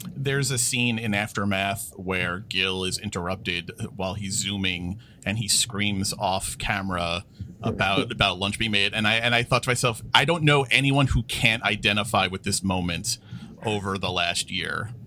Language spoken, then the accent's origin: English; New York, United States; I, I grew up in New York. I'm, I'm a lifelong New Yorker